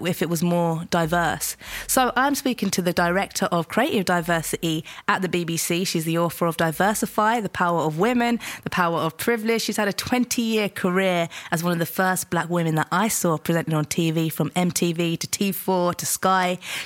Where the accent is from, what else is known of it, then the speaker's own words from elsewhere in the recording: London, United Kingdom; I grew up in Southeast London